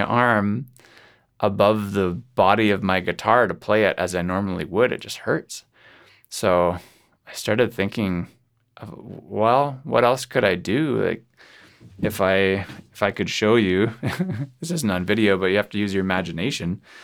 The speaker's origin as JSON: {"language": "English", "town": "Kelowna", "region": "British Columbia", "country": "Canada", "tie": "born or raised there", "said": "my hometown here in Kelowna, BC."}